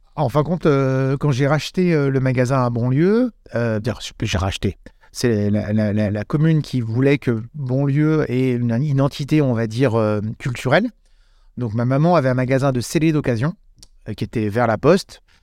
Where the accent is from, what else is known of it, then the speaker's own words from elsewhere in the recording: Annecy, Auvergne-Rhône-Alpes, France; moved away as an adult; also born or lived in Lyon; je suis parti d'Annecy pendant 10 ans. Donc je suis parti à Lyon.